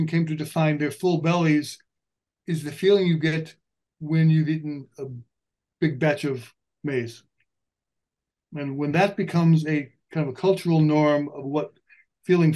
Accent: Illinois, United States; I grew up in Illinois, and Illinois is a big maize producing area

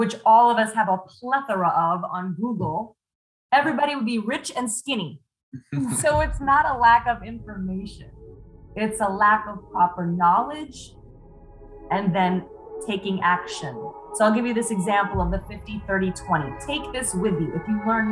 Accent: Arizona, United States; also born or lived in Minnesota / California / New York City; now in South Florida, United States; I was born in Minnesota, raised in Arizona, lived in California, moved to New York City, got sick of the weather, and now I'm in South Florida

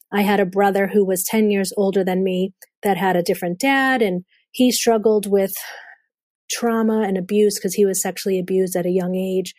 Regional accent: Boston, Massachusetts, United States; accent: Boston; We grew up in the North Shore area of Boston.

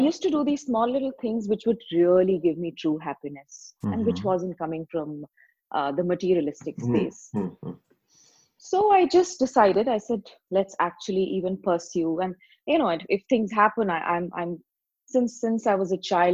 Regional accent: India; I'm from India

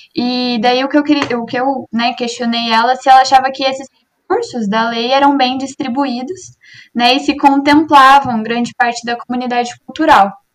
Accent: Cambé, Paraná, Brazil; eu também sou de Cambé

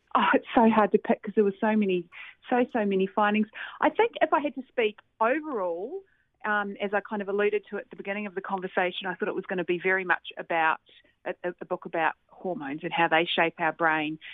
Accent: Christchurch, Canterbury, New Zealand; I grew up in Christchurch, New Zealand

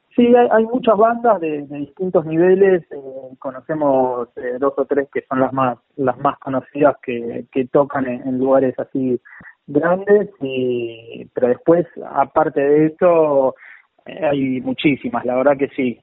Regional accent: Buenos Aires, Argentina; yo soy de, Paternal, eh, una, ciudad, digamos, una, un barrio

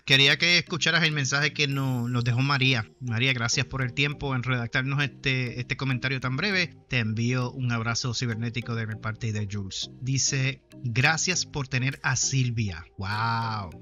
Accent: Humacao, Puerto Rico; en el pueblo de Humacao, allá en los 80, yo era chamaco

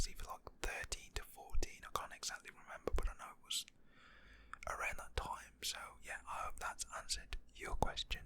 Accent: West Midlands, United Kingdom; I am from England, Britain, the UK, from West Midlands

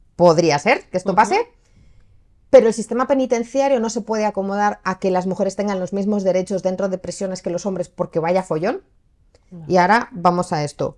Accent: Spain; yo soy española, yo he crecido aquí

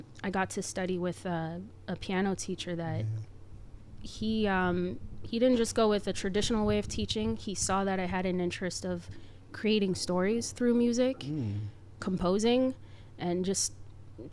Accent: Montreal, Quebec, Canada; moved away as an adult; now in Boston, United States; I'm originally from Montreal, born and raised.

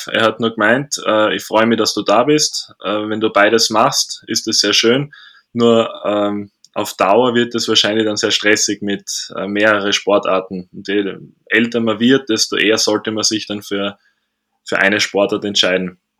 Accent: Graz, Styria, Austria; Ich komme ursprünglich aus Graz, ähm, habe auch acht Jahre für Graz gespielt, von 2014 bis letzte Saison

